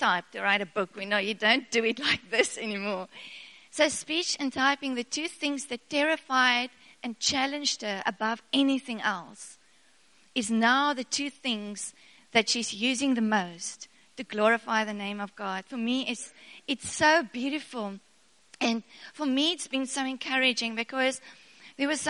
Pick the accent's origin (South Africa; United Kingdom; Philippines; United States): South Africa; first language Afrikaans; English is a second language; I'm a very Afrikaans girl, and I couldn't speak English to save my life